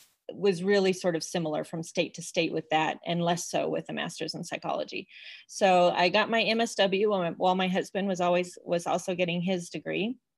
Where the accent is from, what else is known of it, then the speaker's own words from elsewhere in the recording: Illinois, United States; also born or lived in Colorado; now in Salt Lake City, United States; I grew up in Illinois in Colorado, and my parents are in Colorado, so we get to go back there for vacations.